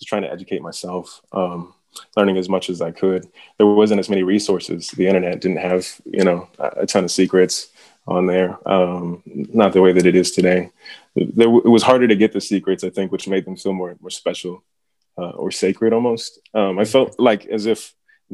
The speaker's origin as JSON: {"language": "English", "town": "Roswell", "region": "New Mexico", "country": "United States", "tie": "born or raised there", "also_born_or_lived": "Las Cruces, New Mexico / Albuquerque, New Mexico", "moved": "yes", "lives_now": "Madison, United States", "said": "I was born in Las Cruces, New Mexico. I was pretty much raised in Albuquerque and Roswell, New Mexico. Mainly Roswell."}